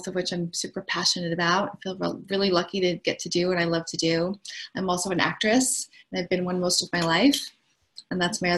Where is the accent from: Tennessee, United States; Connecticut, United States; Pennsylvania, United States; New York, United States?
New York, United States; moved away as an adult; now in Los Angeles, United States; I'm from New York, but I live in LA and I've been here for a long time, 26 years.